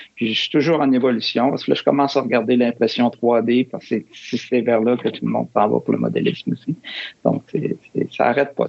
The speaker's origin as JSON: {"language": "French", "town": "Quebec City", "region": "Quebec", "country": "Canada", "tie": "born or raised there", "moved": "yes", "said": "je suis originaire de Québec."}